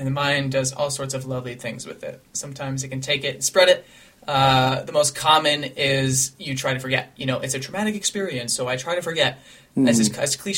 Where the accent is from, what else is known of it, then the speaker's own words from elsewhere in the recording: Colorado, United States; Ethan and I grew up in that district of Columbine High School.